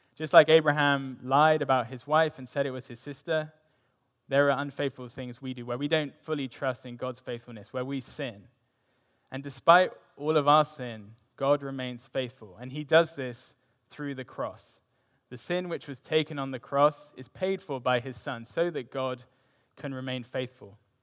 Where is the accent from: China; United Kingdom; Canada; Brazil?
United Kingdom; now in United States; me being British